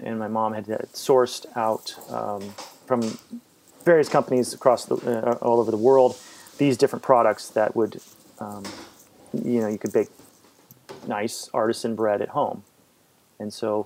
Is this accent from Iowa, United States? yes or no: yes; Fairfield, Iowa, United States; moved away; I grew up in Fairfield